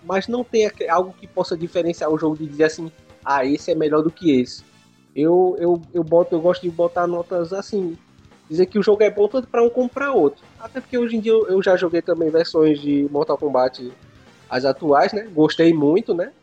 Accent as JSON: {"language": "Portuguese", "region": "Pernambuco", "country": "Brazil", "tie": "born or raised there", "moved": "as an adult", "lives_now": "Caxias, Brazil", "said": "E eu sou de Pernambuco, sou descendente de Pernambuco. Só que eu morei, morei lá, cresci e tudo."}